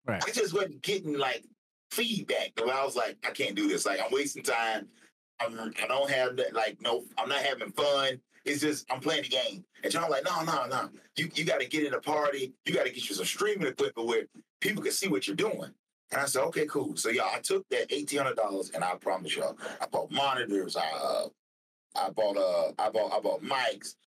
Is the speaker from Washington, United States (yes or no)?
no; Eastover, South Carolina, United States; Eastover is a small country town here in South Carolina. I grew up here